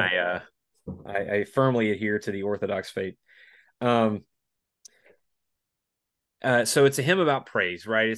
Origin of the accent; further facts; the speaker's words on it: Spartanburg, South Carolina, United States; my hometown of Spartanburg, South Carolina